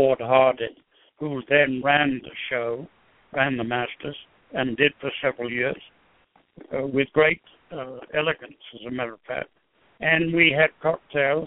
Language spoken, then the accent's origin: English; England, United Kingdom; moved away; the way I was brought up in England